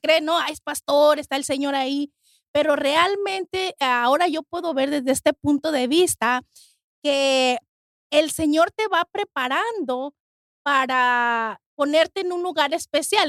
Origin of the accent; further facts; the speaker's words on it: Mexico; now in United States; soy de México y yo en México nunca ah, tuve asma